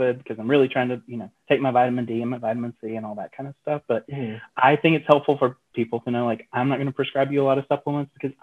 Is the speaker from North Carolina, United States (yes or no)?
yes; Asheville, North Carolina, United States; I grew up in Western North Carolina. So I grew up in the mountains just outside Asheville